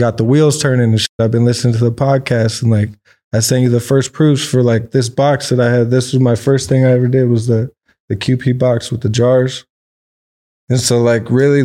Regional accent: Orange County, California, United States; I grew up out here in Orange County originally. I was born in, like, Lakeview, Kaiser, right there by Anaheim

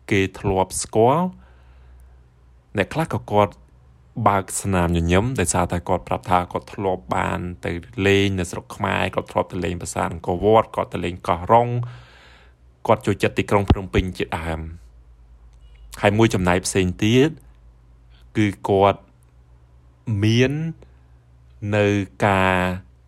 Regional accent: Cambodia; moved away as an adult; now in Taiwan

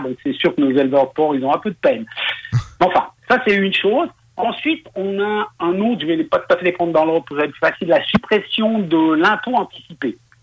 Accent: Switzerland; on est proche de l'Allemagne, il y a une partie qui travaille beaucoup avec le gaz

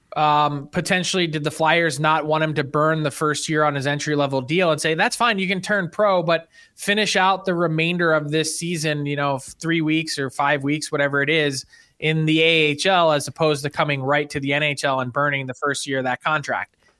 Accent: Philadelphia, Pennsylvania, United States; growing up in Philly

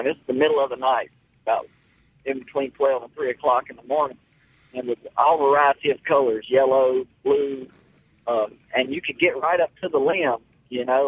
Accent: Lucedale, Mississippi, United States; I live in Loosedale, Mississippi, George County, and the Pascagoula River, it runs right through here. And, you know, so I was born and raised on the Pascagoula River.

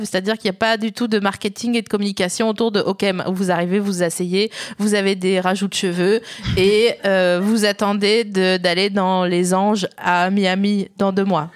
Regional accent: the East, eastern France, France; j'ai grandi dans l'Est

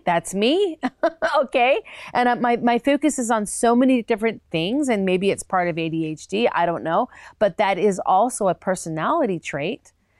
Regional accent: Minnesota, United States; also born or lived in Chicago; I loved growing up in the Minnesota area and actually in Chicago as well

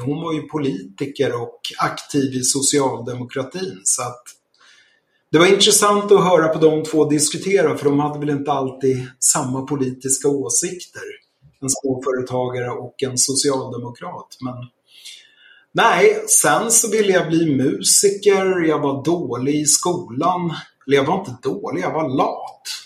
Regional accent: Stockholm, Stockholm County, Sweden; moved away as an adult; also born or lived in Krylbo; Jag är född i Enskede söder om Stockholm. Och eh, ja, bodde där fram till jag var klar med studierna

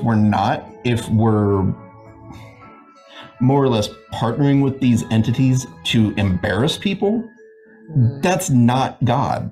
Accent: near Anaheim, California, United States; Anaheim, near where I grew up.

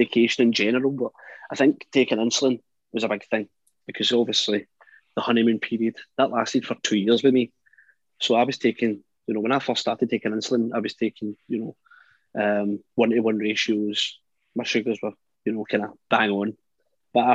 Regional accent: Scotland, United Kingdom; I was from Scotland

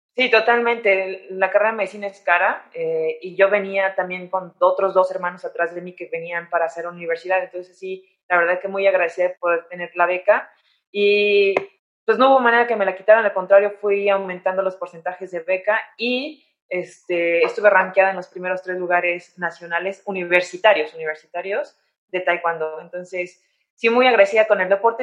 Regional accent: San Luis de la Paz, Guanajuato, Mexico; moved away as an adult; also born or lived in Querétaro / Chicago / Spain; now in Mexico City, Mexico; yo soy originaria de San Luis de la Paz, Guanajuato

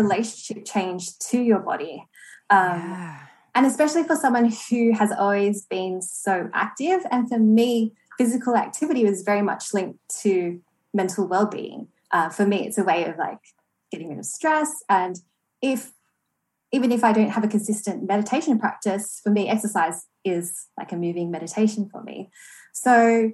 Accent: Australia; also born or lived in Toronto, Canada; Born and raised in Australia

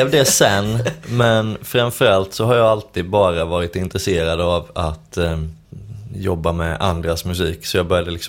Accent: Skåne, Sweden; det var när jag bodde i Skåne, där jag är född.

